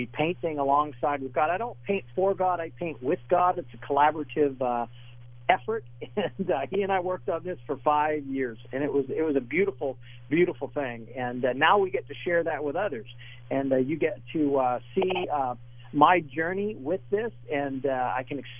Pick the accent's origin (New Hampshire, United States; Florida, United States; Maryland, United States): New Hampshire, United States; northern; I'm from northern New Hampshire, very isolated town